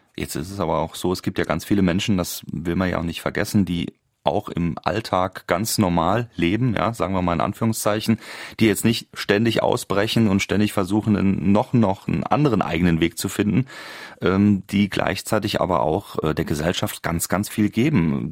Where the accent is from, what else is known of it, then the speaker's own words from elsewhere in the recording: Germany; bei uns in Deutschland